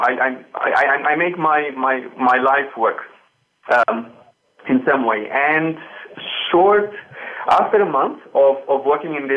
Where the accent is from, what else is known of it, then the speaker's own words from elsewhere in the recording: Romania; English is a second language; moved away as an adult; also born or lived in England; now in United Kingdom; I grew up in Romania and moved to start my university in England about 6 years ago. With little English, I came here just to start university.